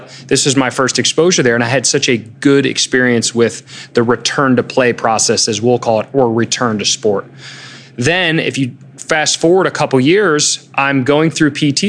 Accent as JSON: {"language": "English", "town": "Germantown", "region": "Maryland", "country": "United States", "tie": "born or raised there", "said": "I grew up in Germantown"}